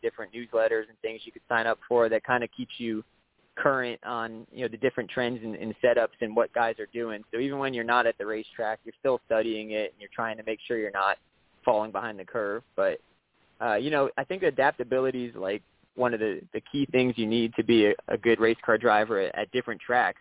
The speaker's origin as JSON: {"language": "English", "region": "South Florida", "country": "United States", "tie": "born or raised there", "said": "growing up in South Florida, we always had Hialeah Speedway down here, which is where I grew up"}